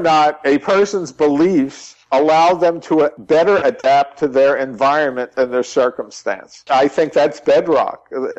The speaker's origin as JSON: {"language": "English", "region": "New York", "country": "United States", "also_born_or_lived": "California / Texas", "lives_now": "New Mexico, United States", "said": "I'm hardly a native Texan. I came here to work. I consider my home now in New Mexico. I was originally from New York, and I spent many years in California, Northern California."}